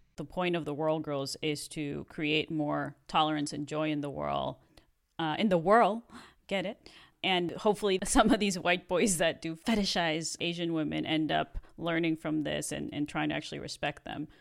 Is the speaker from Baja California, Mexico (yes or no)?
yes; Mexicali, Baja California, Mexico; English is a second language; now in United States; I was raised in Mexico